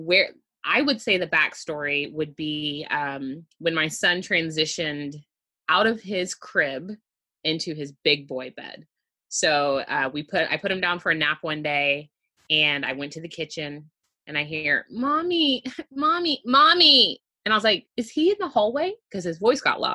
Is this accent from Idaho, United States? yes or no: no; Houston, Texas, United States; I am born and raised in Houston. I still reside here.